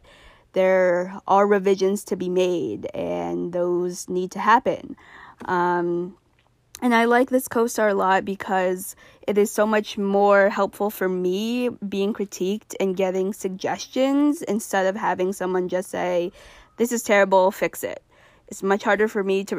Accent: Vermont, United States; I'm back in my home state of Vermont.

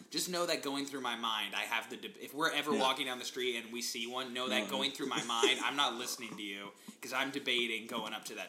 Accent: United States; being an American

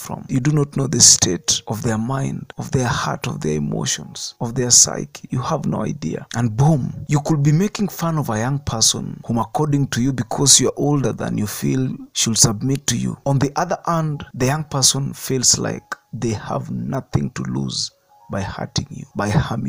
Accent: Kenya

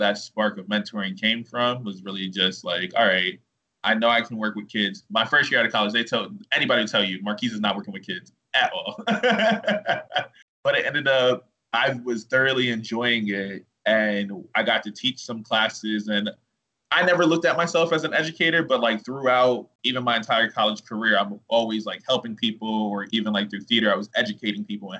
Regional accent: Reading, Pennsylvania, United States; moved away; I am born and raised in the city of Reading

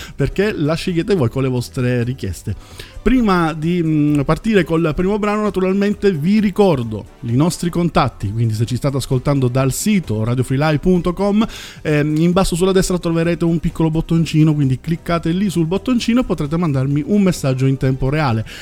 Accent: Southern Italy, Italy; parlo io d- da terrone

